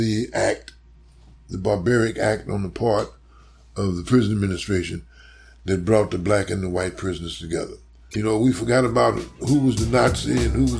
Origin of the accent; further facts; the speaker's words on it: St. Louis, Missouri, United States; moved away as an adult; also born or lived in New York; now in Chicago, United States; growing up in St. Louis